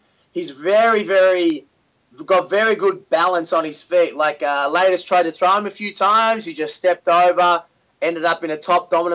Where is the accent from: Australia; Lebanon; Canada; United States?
Australia; Melbourne, Victoria; my hometown in Melbourne